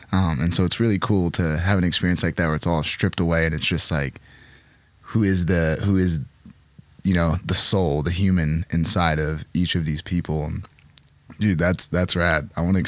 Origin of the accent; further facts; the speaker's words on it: Pacific Northwest, United States; how we're both from the Northwest.